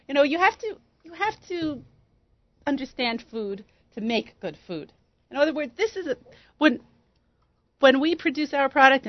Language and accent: English; United States; Us American chicks are gringos